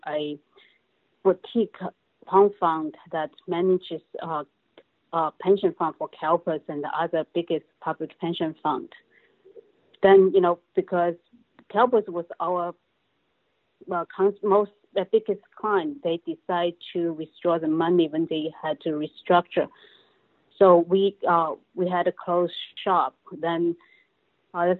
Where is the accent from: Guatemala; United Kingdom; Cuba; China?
China; moved away as an adult; now in United States; Originally, I came from China 27 years ago after I graduated from college